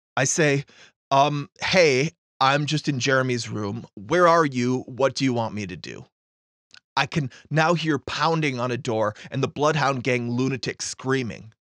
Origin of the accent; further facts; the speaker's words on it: Fargo, North Dakota, United States; Grand Forks is only eighty-one miles north of my hometown, Fargo